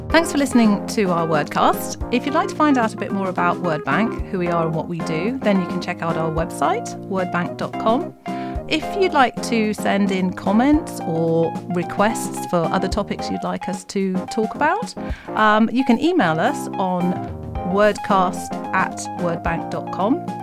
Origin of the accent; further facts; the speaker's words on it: West Midlands, United Kingdom; I'm from the West Midlands